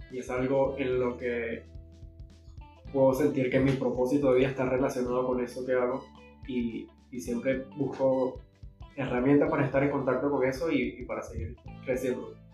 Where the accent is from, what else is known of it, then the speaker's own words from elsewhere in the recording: Venezuela; Y, y normalmente como venezolanos huimos a ese tipo de emociones.